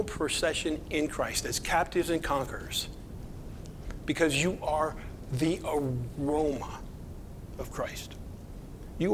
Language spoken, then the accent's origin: English; Southeast, United States; moved away; I'm from the Southeast